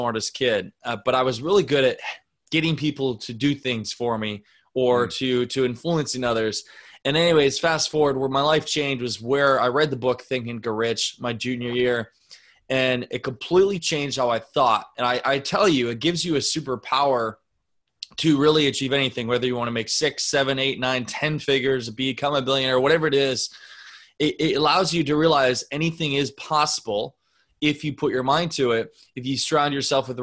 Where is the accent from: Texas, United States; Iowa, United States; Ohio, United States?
Iowa, United States; Northeast; I'm from Northeast Iowa, a town of 750 people in the middle of nowhere. I grew up in an ice business